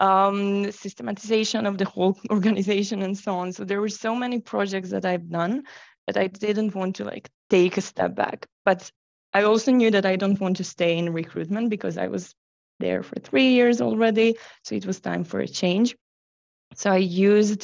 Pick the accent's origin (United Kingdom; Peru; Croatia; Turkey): Croatia; moved away as an adult; I've started my career in Croatia, which is my home country